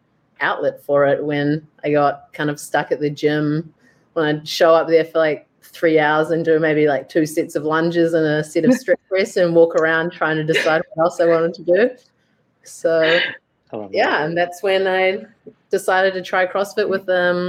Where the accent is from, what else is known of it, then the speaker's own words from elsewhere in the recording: New Zealand; moved away as an adult; now in Vancouver, Canada; I'm obviously originally from New Zealand